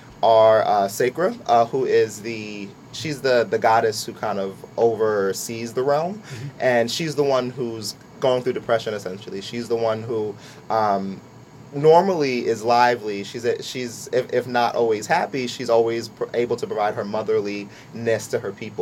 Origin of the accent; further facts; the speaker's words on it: Lawrenceville, United States; I grew up in Lawrenceville for most of my life